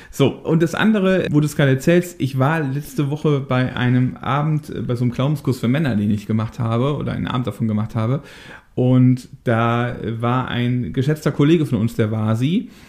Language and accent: German; Daaden, Rhineland-Palatinate, Germany; Wir kommen ja aus der ähnlichen Ecke, ne? Du kommst ja aus Wissen, ich komme ja aus Daden.